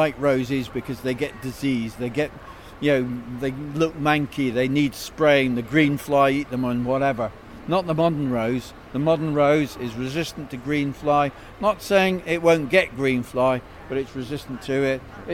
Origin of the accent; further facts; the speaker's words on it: Scotland, United Kingdom; as a Scotsman